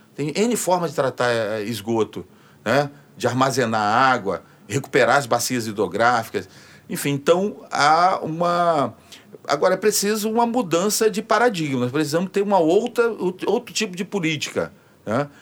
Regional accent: Northeast Region, Brazil; now in Rio de Janeiro, Brazil; eu, como nordestino

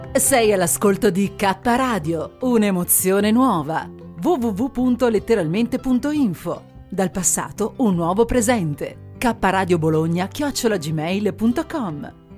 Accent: province of Naples, Campania, Italy; moved away; Io sono campana di origini e nata nella provincia di Napoli

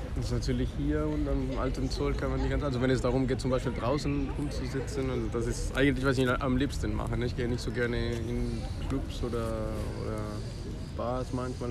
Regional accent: Colombia; German is a second language; moved away as an adult; now in Bonn, Germany; ich komme aus Kolumbien. Ich bin in Kolumbien aufgewachsen und ich bin nach Deutschland gekommen, erstmal um Deutsch zu lernen.

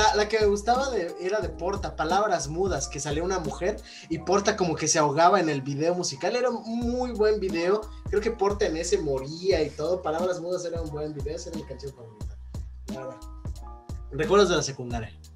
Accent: Mérida, Yucatán, Mexico; nosotros somos de Mérida

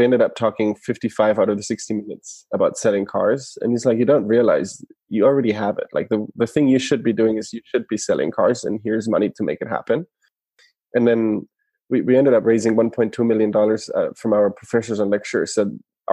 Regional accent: Germany; moved away as an adult; now in United States; originally from Germany, born and raised in Germany

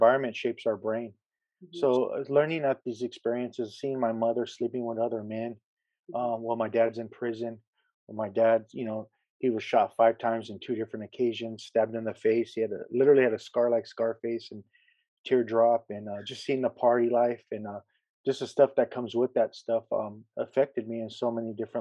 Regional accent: San Pedro, California, United States; also born or lived in Harbor City, California; I was born in Harbor City, California, and I was raised in San Pedro, California, which is next door

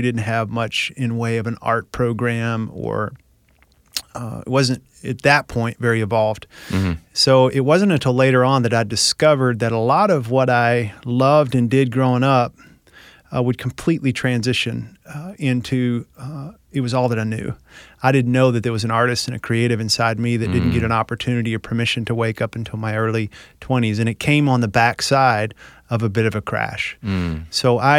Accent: Tennessee, United States; Well, I grew up here in Tennessee, small town, very traditional Southern culture, which I think shaped me in some ways

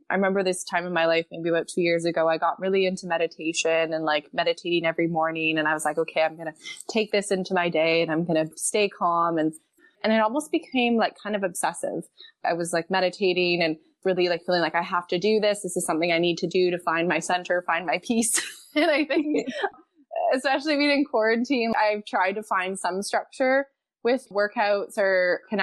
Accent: Montreal, Quebec, Canada; moved away as an adult; I'm originally from Montreal.

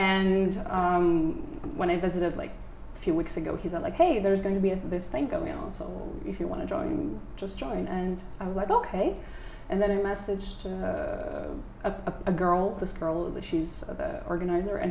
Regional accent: Western Ukraine, Ukraine; moved away as an adult; now in Vietnam; I've come from western part of Ukraine, which is very close to Poland, and it's mountainous and it's really beautiful.

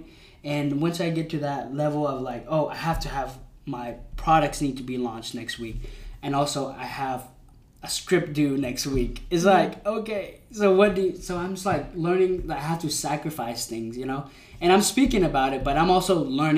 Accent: United States; we're Asians, but also we were kind of raised here.

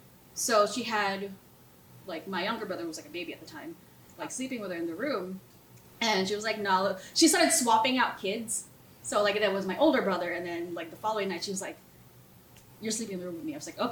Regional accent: Philippines; the house that I grew up in the Philippines was on farmland.

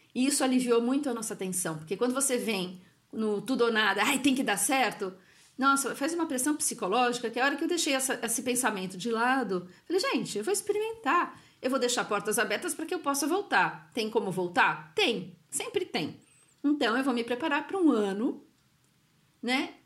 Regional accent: São Paulo, Brazil; moved away as an adult; now in Italy; sou de São Paulo, meu marido também

